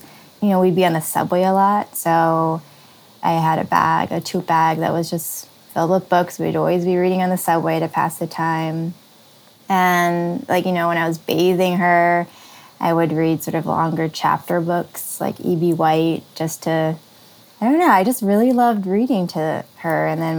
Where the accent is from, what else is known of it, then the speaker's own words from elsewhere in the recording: California, United States; also born or lived in Illinois; So I was born in Illinois and lived there until first grade. And then halfway through first grade, we made a cross-country trip to California.